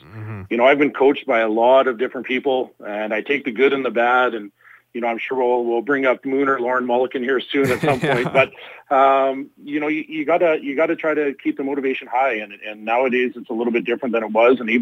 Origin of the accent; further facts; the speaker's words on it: Saskatoon, Saskatchewan, Canada; I was born and raised here in Saskatoon